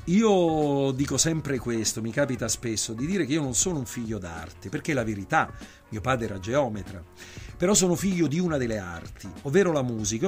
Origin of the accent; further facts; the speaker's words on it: Naples, Campania, Italy; da napoletano